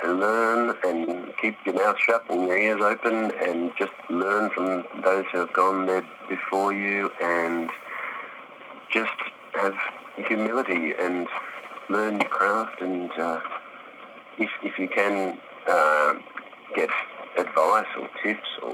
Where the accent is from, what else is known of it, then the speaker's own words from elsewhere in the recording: Melbourne, Victoria, Australia; Melbourne, which is my hometown